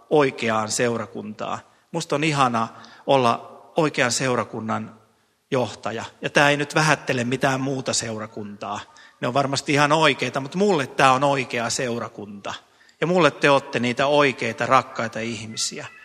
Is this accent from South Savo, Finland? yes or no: no; Ostrobothnia, Finland; moved away; minä pohjalaisena miehenä voin Pohjanmaalta omasta perämettästä tuoda puita